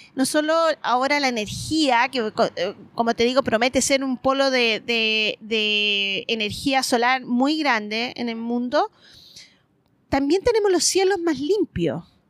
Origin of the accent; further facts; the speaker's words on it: Antofagasta, Chile; moved away as an adult; also born or lived in Japan / Australia; yo soy antofagastina, eh, nacida y criada en Antofagasta, en el norte